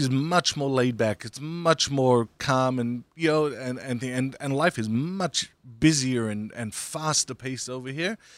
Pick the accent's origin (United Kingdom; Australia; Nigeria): Australia; now in United States; I grew up in Australia